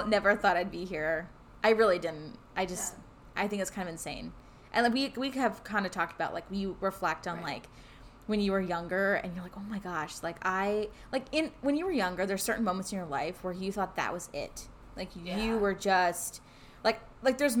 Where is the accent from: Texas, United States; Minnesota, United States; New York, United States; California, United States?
California, United States; moved away as an adult; I'm from California